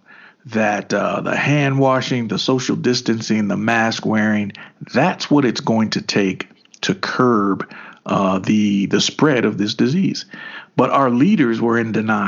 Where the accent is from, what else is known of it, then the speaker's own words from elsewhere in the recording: Kentucky, United States; even in Kentucky, man, we were grooving